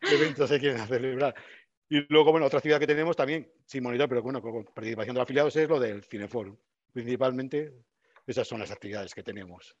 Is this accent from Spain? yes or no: yes; Burgos, Castile and León, Spain; yo soy burgalés, nací en Burgos